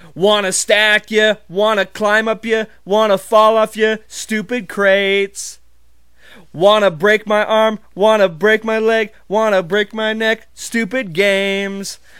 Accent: Montana, United States; I'm not from Texas, I'm from Montana

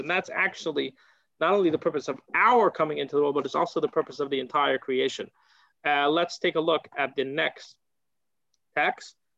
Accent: United States; moved away; I come from America

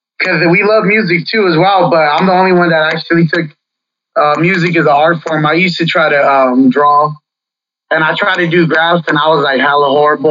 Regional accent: Fresno, California, United States; Born and raised in Fresno, man, my whole life.

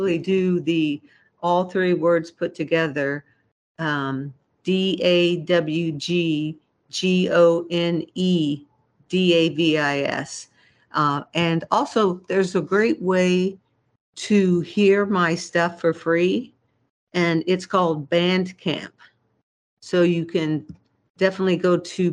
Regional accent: Kansas City, Missouri, United States; moved away as an adult; also born or lived in Germany; now in Seattle, United States; I come from Kansas City most of my life, or all of my life, basically, other than living in Germany for a while

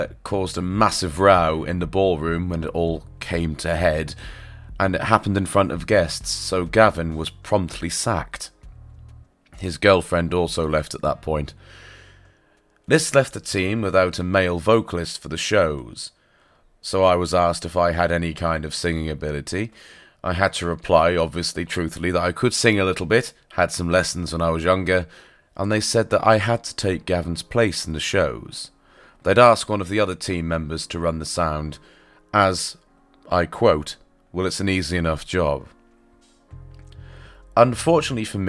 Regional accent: Norfolk, East of England, United Kingdom; accent: touch of farmer; This was back in Norfolk, by the way, hence the touch of farmer in my accent

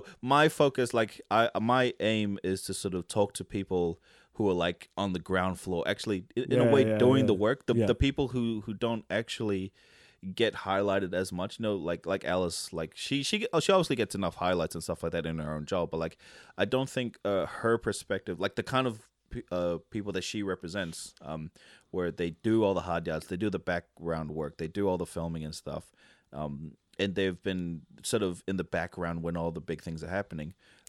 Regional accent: Tonga; But I fully identify as Tongan, and I grew up in Tonga for a majority of my life.

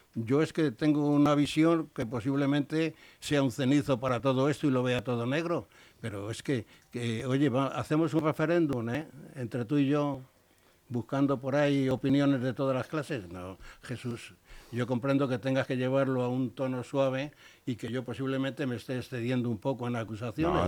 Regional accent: Spain; soy un español

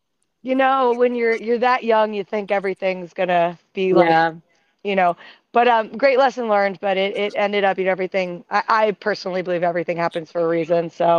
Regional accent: Philadelphia, Pennsylvania, United States; moved away as an adult; also born or lived in Western Massachusetts / Spain; now in Boston, United States; I'm originally from Philadelphia. I went to Smith College out in Western Massachusetts.

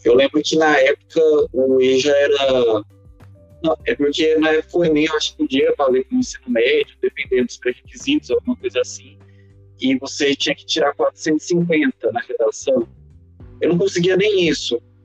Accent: Uberlândia, Minas Gerais, Brazil; now in Patos de Minas, Brazil; eu nasci em Uberlândia, fui criado em Uberlândia, só que no final a gente acabou mudando para Patos.

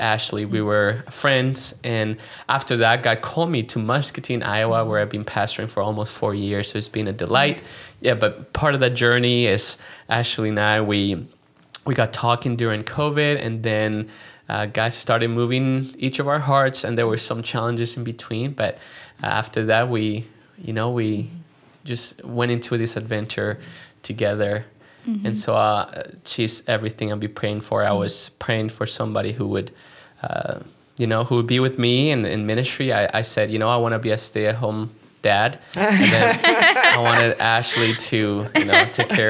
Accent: Chile; English is a second language; moved away as an adult; also born or lived in Philadelphia, United States / New York, United States; now in United States; I am originally from Chile, and I grew up there

